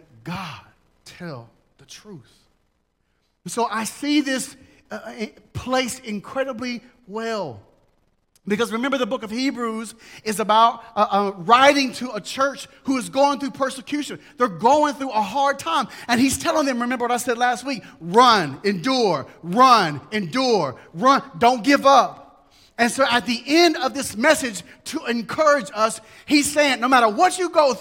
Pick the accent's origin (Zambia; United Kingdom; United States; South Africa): United States; being an American Christian